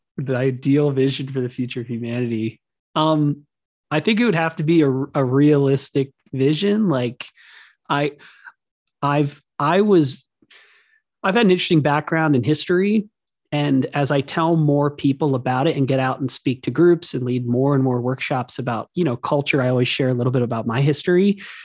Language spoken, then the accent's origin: English; Hershey, Pennsylvania, United States; our house was on Chocolate Avenue in Hershey, Pennsylvania